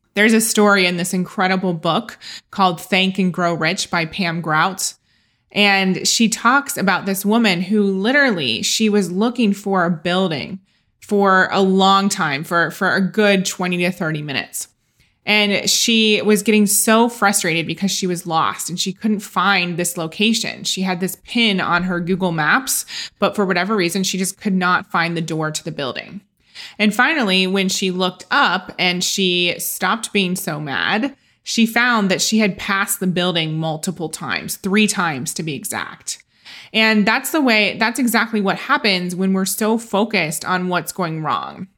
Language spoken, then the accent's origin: English; Ohio, United States; moved away as an adult; also born or lived in London; Growing up in Ohio as a Catholic girl